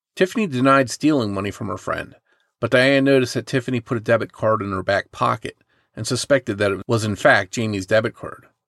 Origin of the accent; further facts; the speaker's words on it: southern New Jersey, United States; my hometown in southern New Jersey